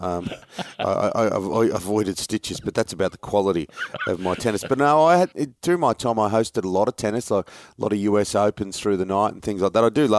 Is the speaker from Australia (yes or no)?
yes; Sydney, New South Wales, Australia; Growing up in Western Sydney with lots of brothers and mates